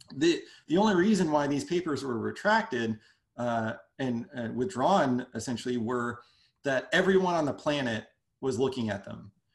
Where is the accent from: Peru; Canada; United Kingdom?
Canada; moved away as an adult; also born or lived in Brooklyn, New York; now in United States; I'm I'm from Canada